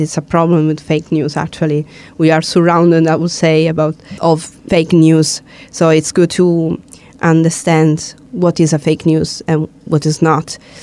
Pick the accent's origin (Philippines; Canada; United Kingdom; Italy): Italy; South Italy; I'm from Italy and from the south